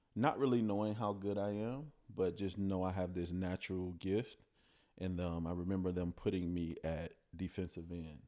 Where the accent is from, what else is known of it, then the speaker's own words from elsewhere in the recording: Chicago, Illinois, United States; growing up in Chicago, I was born in the Cabrini Greenhousing Projects